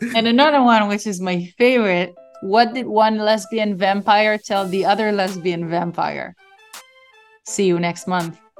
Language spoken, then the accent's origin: English; Israel; I told them I'm from Israel.